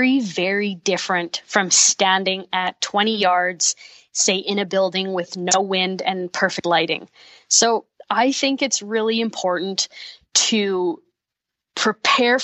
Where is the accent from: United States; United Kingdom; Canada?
Canada; Manitoba; I'm from Manitoba